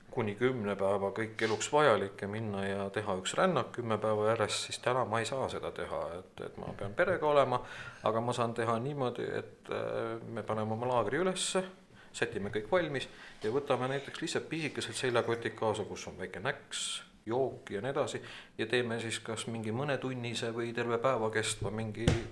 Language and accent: Estonian; Tartu, Tartu County, Estonia; moved away as an adult; now in Valga County, Estonia; põline tartlane